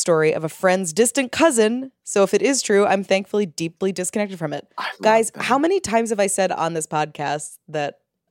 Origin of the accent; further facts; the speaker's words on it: Ireland; moved away as an adult; now in London, United Kingdom; I'm emailing from London after moving over from Ireland.